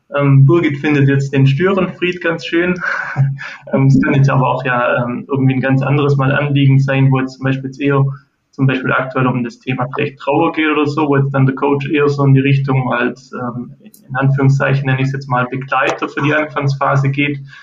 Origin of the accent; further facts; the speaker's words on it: near Ulm, Baden-Württemberg, Germany; bin auch aus Baden-Württemberg in der Nähe von ähm, Ulm